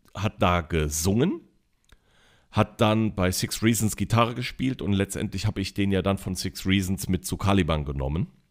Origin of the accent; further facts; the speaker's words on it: Neuwied, Rhineland-Palatinate, Germany; also born or lived in Koblenz / Bendorf; bei Koblenz, die Stadt heißt Neuwied, ist nur so 12, 13 Kilometer entfernt. Bin also als Schengel geboren und als Neuwitter Scherja aufgewachsen